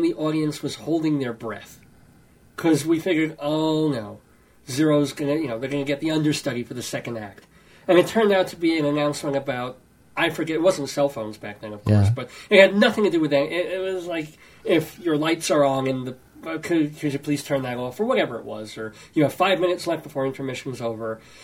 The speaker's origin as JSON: {"language": "English", "region": "New York", "country": "United States", "tie": "born or raised there", "moved": "as an adult", "lives_now": "Greeley, United States", "said": "I was born in New York. I'm a New Yorker until a year ago, when I moved out to Greeley, Colorado, with my lovely wife, Joyce"}